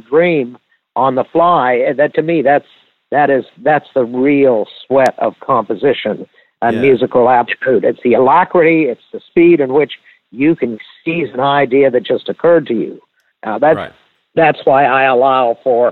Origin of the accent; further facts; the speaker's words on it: Mississippi, United States; I'm from Mississippi